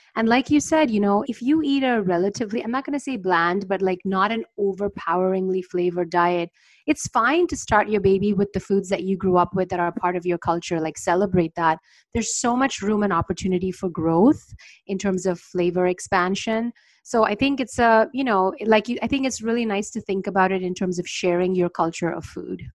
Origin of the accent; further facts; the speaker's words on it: India; moved away; also born or lived in New York, United States; I grew up in India